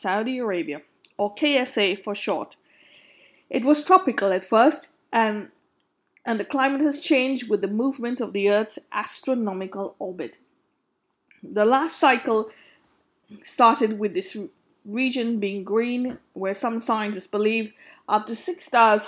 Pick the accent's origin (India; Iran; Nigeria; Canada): India; growing up in India